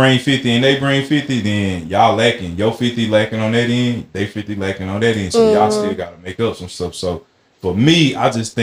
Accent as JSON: {"language": "English", "region": "Alabama", "country": "United States", "said": "I'm from Alabama"}